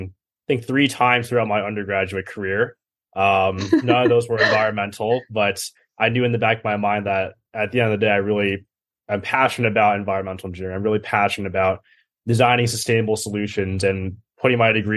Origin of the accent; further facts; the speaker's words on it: Ridgefield, Connecticut, United States; moved away as an adult; also born or lived in Los Angeles, California / Colorado Springs, Colorado; I'm originally from Ridgefield, Connecticut